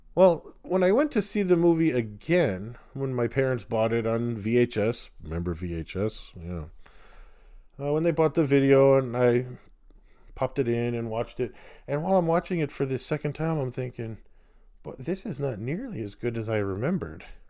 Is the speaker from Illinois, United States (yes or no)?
yes; Wheaton, Illinois, United States; I grew up near Wheaton